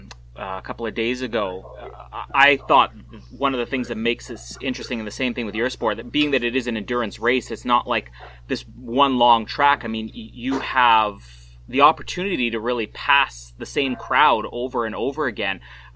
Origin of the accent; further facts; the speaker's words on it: Canada; It's funny because as a Canadian, we'll talk about this a little bit later on, but as a Canadian, maybe we get a little bit jaded when it comes to the Summer Olympics.